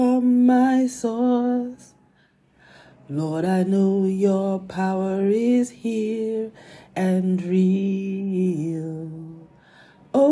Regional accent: Nigeria; as a Christian and as a Nigerian. And as a Nigerian Christian.

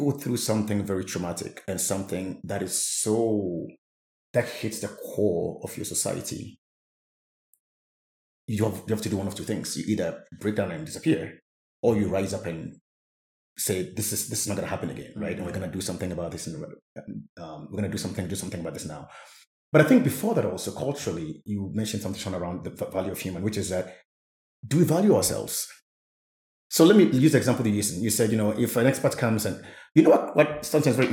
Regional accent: Ghana; as a Ghanaian

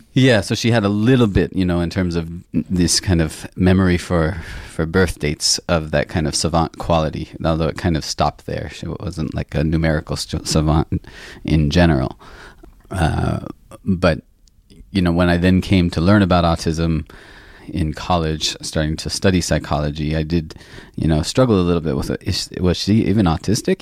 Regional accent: the northwest of the United States, Pacific Northwest, United States; I grew up in the States, in the northwest part of the country

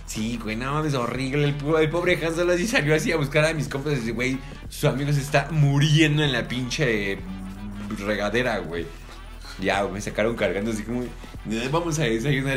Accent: Mexico; como buen mexicano

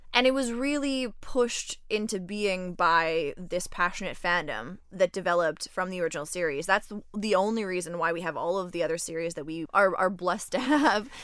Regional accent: Canada; now in Montreal, Canada; I am also from Canada, but did not grow up in Quebec, uh, but landed here and love it here.

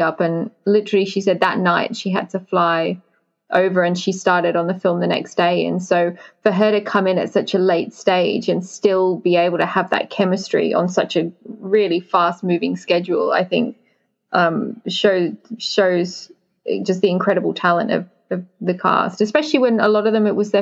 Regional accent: United Kingdom; being British

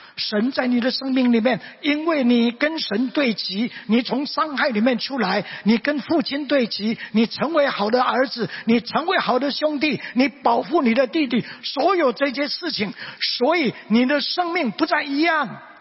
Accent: Mingjian Township, Nantou County, Taiwan; 因为当时家庭的环境，所以我生在南投民间乡的乡下

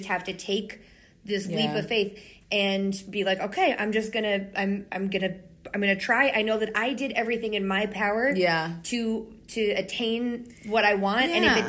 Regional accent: Pennsylvania, United States; oh, we're from Pennsylvania, all the way from Pennsylvania.

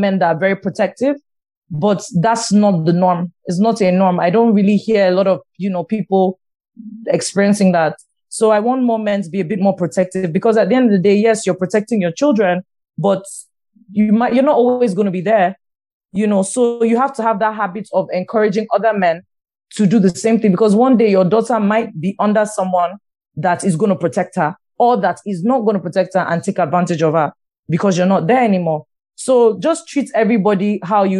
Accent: Nigeria; Nigerian women

